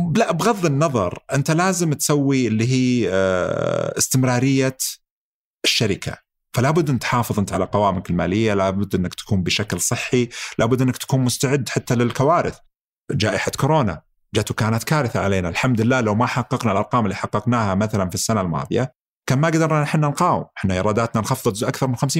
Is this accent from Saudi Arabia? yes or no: yes; Saudi Arabia; احنا عندنا في السعوديه